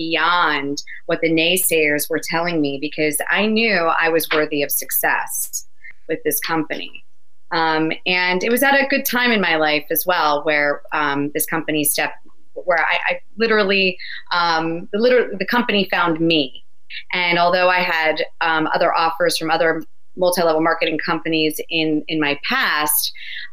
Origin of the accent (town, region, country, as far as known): New Jersey, United States; born or raised there